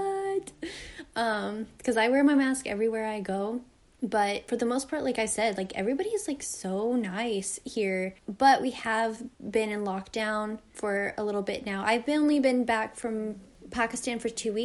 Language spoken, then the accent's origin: English; Harrison, Arkansas, United States; moved away as an adult; also born or lived in Toronto area, Ontario, Canada; now in Toronto, Canada; I grew up in Harrison, Arkansas, where it is predominantly white people